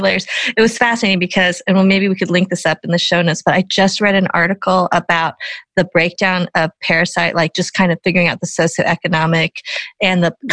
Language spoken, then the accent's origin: English; Boulder, Colorado, United States; me growing up in Boulder, Colorado